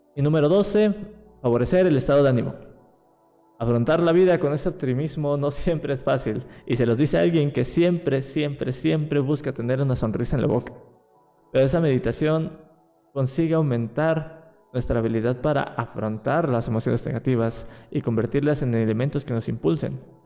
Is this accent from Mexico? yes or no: yes; Mexico City, Mexico; Yo soy de aquí, de, de la Ciudad de México